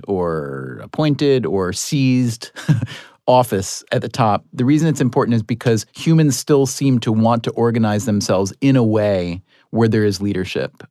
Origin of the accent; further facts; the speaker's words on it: Schenectady, New York, United States; I was born in Ellis Hospital in Schenectady, New York